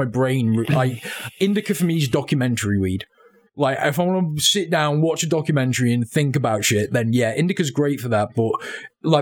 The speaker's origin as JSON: {"language": "English", "country": "United Kingdom", "said": "we're British"}